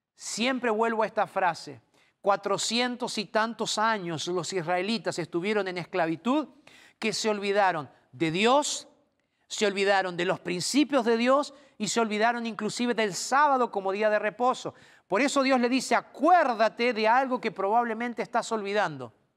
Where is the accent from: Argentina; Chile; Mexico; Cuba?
Argentina; en mi país, en Argentina, yo tomé la comunión